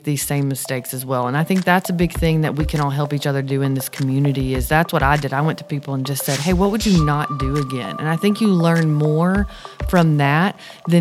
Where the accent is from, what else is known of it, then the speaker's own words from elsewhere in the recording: Winchester, Tennessee, United States; moved away as an adult; also born or lived in Nashville; My babysitter in my tiny, tiny small town in Tennessee